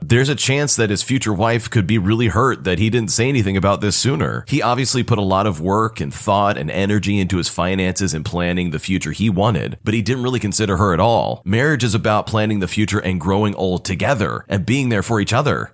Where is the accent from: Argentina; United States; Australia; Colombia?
United States; As an American